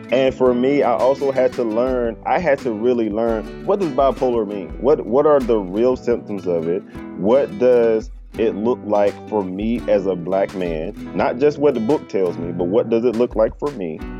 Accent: the South, United States; especially growing up in the South as a black man

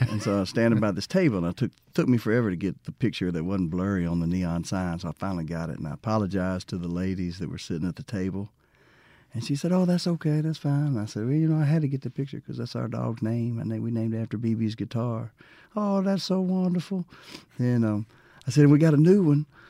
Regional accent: Mississippi, United States; also born or lived in Alabama / Louisiana / Tennessee / Texas; we ended up in Mississippi when I was eight

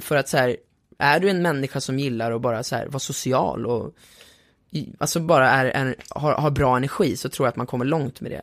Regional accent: Sweden; då kom jag som svensk

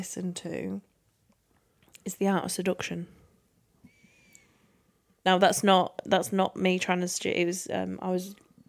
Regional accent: England, United Kingdom; born or raised there; now in South of England, United Kingdom

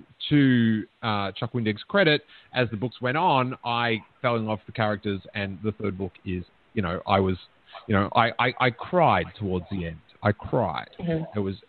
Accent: Melbourne, Victoria, Australia; born or raised there

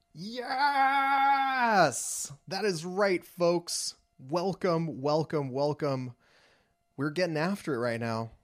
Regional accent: Los Angeles, California, United States; I'm from Los Angeles

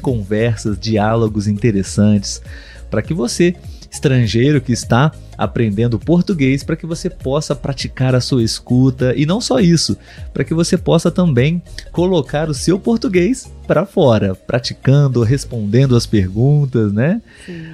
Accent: Brazil; nós brasileiros aqui

